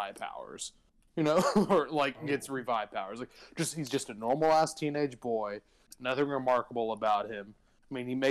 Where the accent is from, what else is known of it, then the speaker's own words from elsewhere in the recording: Texas, United States; I'm a Texan